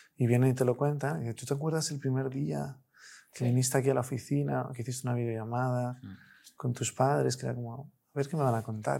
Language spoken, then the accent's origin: Spanish; Spain; Nosotros somos españoles, trabajamos en su inmensa mayoría con familias españolas